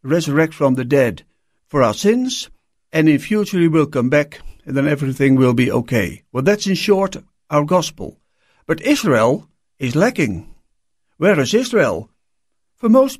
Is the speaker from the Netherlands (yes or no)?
yes; Netherlands; I'm born and raised in Holland